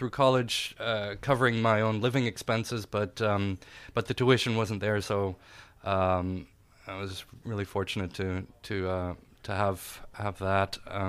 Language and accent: English; Munich, Bavaria, Germany; born there; I was born in Europe, in Munich, Germany, and went through schooling in a few different countries.